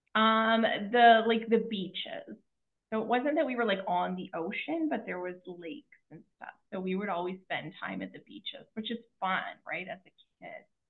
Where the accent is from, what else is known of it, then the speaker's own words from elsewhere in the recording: Kelowna, British Columbia, Canada; I was born in Kelowna, BC, in Canada.